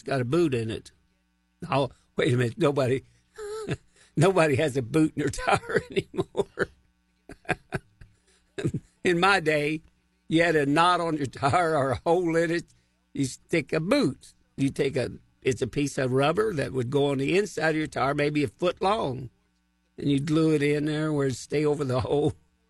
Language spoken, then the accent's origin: English; Missouri, United States; But put it this way, I am from Missouri, and they're going to have to show me what they can do.